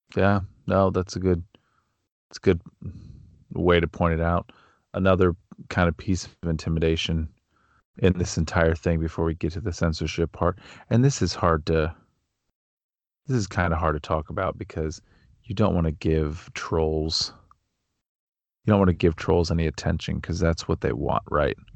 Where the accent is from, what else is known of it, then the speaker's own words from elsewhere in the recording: Canton, Ohio, United States; I grew up in Canton, Ohio.